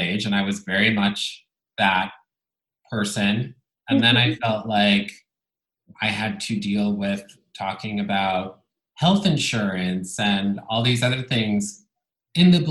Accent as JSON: {"language": "English", "town": "Bologna", "region": "Emilia-Romagna", "country": "Italy", "tie": "born or raised there", "first_language": "Italian", "second_language": "English", "moved": "yes", "said": "I grew up in Italy, in Bologna. Italian was my first language."}